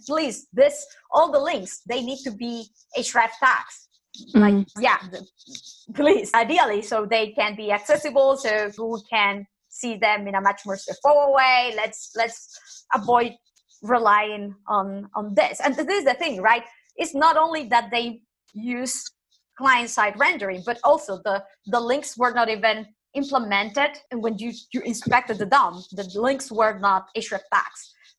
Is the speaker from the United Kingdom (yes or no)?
no; Nicaragua; English is a second language; I'm originally from Latin America, and people from my country are always like super nice. If you go and this typical stuff that people go to Nicaragua, to my home country